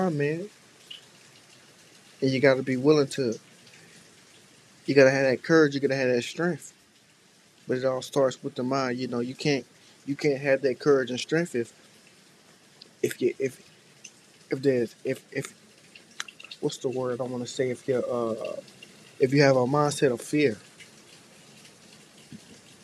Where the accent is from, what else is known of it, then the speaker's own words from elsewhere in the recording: Tampa, Florida, United States; I'm from Tampa